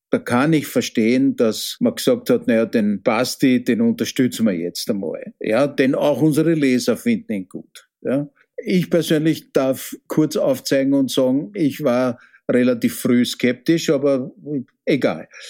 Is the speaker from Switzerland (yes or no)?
no; Austria